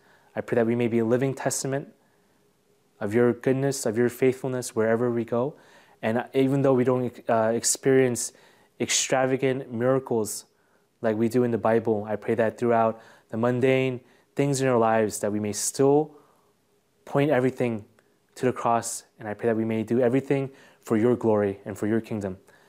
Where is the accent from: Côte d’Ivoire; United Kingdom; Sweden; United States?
Côte d’Ivoire; because I grew up in Africa, and because my parents were missionaries in the Ivory Coast